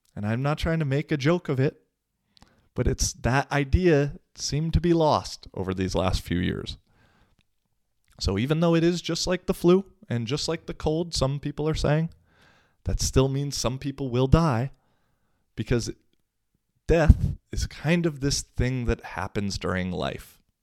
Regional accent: Washington, United States; moved away as an adult; now in Finland; Washington State, which is my home state

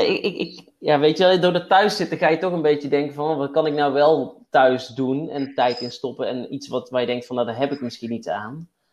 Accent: Waalwijk, North Brabant, Netherlands; also born or lived in Den Bosch; now in Tilburg, Netherlands; Ik kom uit Waalwijk, uit Wolk

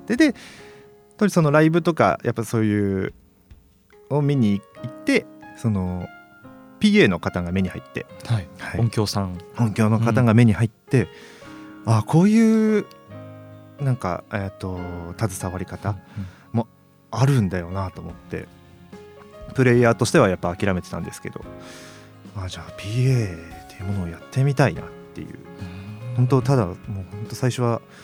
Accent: Iwate, Japan; moved away as an adult; also born or lived in Morioka; now in Sendai, Japan; 地元 岩手なんですけど、岩手の盛岡市で一人暮らししてて

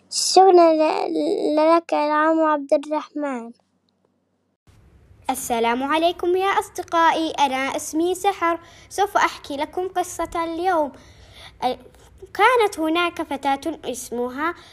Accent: Nablus, West Bank, Palestine; وإحنا من نابلس

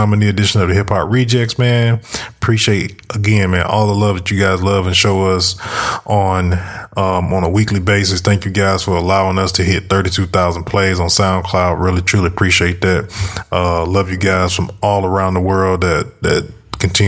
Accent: the South, United States; growing up in the South where we from

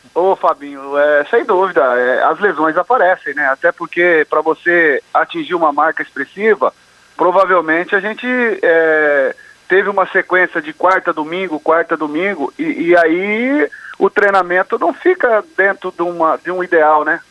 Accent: Londrina, Paraná, Brazil; moved away; lá da Vila Recreio, onde eu comecei ali, onde eu nasci e fui criado

